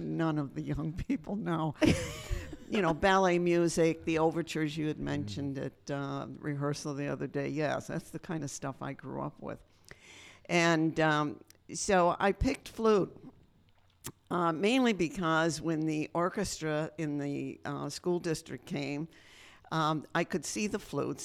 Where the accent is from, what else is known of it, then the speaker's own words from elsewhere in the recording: Western New York, United States; now in Berks County, Pennsylvania, United States; I grew up in Western New York